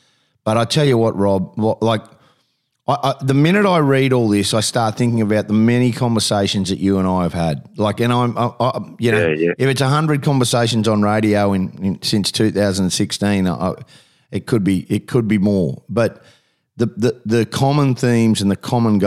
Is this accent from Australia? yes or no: yes; Queensland, Australia; as a Queenslander